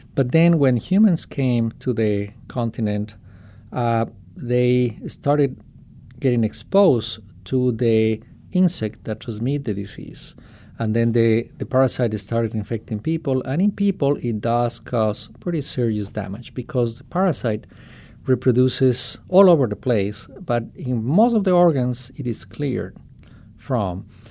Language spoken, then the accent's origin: English; Quito, Pichincha, Ecuador; moved away as an adult; now in Ohio, United States; I am, uh, originally from Ecuador. I was born in Quito